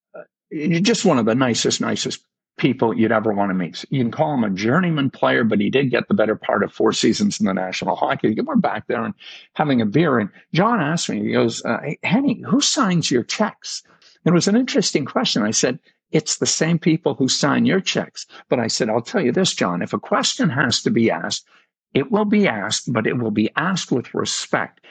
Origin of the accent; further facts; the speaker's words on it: Noranda, Quebec, Canada; moved away; when I was a kid living in Noranda, Quebec